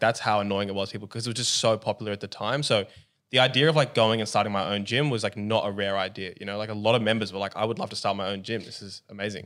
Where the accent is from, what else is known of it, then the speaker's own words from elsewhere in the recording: Australia; Where we're from, we're both Aussie